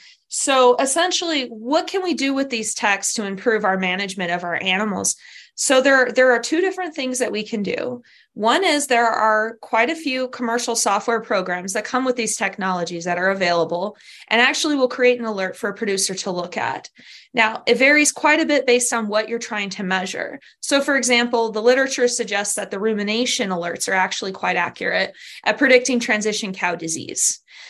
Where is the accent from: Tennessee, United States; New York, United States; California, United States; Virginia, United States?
California, United States; Southern; moved away as an adult; also born or lived in Kentucky / Madison, Wisconsin; now in Pennsylvania, United States; I'm from California, Southern California originally